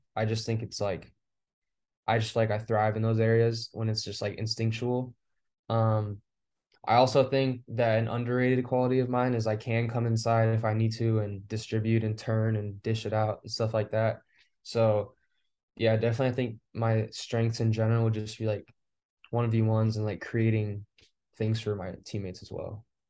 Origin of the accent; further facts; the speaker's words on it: Fresno, California, United States; moved away; I'm from Fresno, California, and, like, it's, like, in the center of California